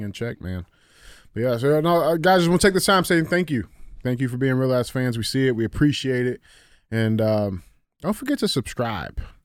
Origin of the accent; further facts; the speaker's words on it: United States; as an American citizen